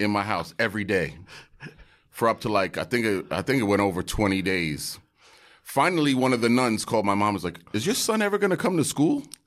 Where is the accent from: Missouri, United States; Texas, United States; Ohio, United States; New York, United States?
New York, United States; New York City; also born or lived in Bay Area; a wonderful family in Park Slope, Brooklyn, adopted me, and I grew up in Park Slope.